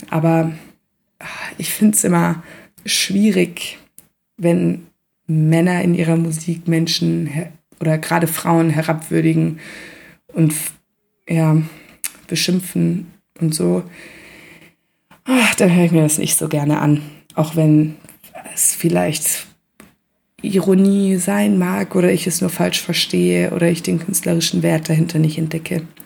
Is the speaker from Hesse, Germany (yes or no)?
yes; Central Hesse, Germany; moved away; ich komme aus Mittelhessen selber